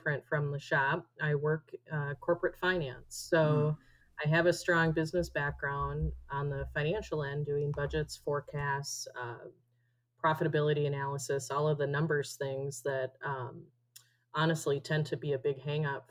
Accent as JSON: {"language": "English", "region": "Minnesota", "country": "United States", "moved": "as an adult", "lives_now": "Arizona, United States", "said": "So I am originally from Minnesota. I moved to Arizona with my husband"}